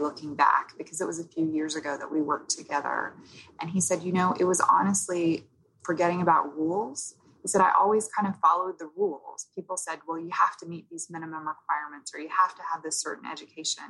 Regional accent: Oklahoma, United States; moved away; also born or lived in New York; I grew up in Oklahoma, so I think I had the more sort of Southern friendly vibe

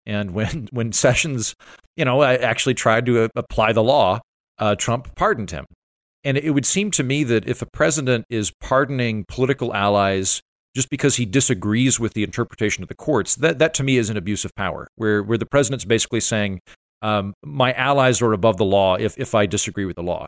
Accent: Oklahoma, United States; I'm from Oklahoma

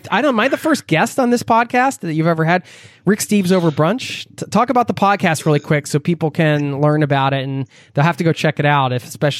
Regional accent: United States; moved away as an adult; now in Norway; I know growing up in the States, I didn't really think of it as its own culture.

